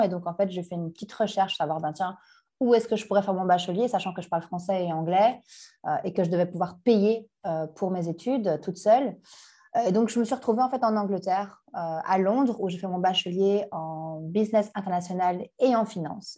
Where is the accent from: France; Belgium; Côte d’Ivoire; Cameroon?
Belgium; Brussels, Brussels-Capital Region; also born or lived in Canada; je suis bruxelloise. Euh, je suis née à Bruxelles, j'ai grandi à Bruxelles, dans le quartier populaire d'Anderlecht